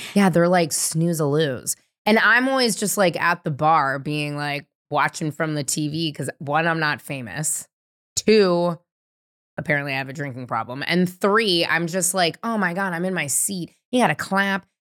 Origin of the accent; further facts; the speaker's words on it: San Francisco, California, United States; growing up in San Francisco